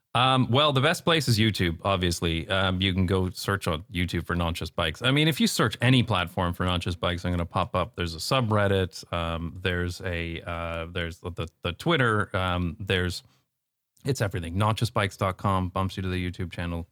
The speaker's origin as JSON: {"language": "English", "town": "London", "region": "Ontario", "country": "Canada", "tie": "born or raised there", "moved": "as an adult", "lives_now": "Netherlands", "said": "growing up in London, Ontario"}